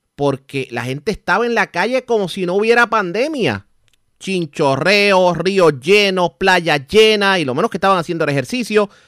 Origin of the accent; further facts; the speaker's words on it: Puerto Rico; A nosotros como puertorriqueños nos educaron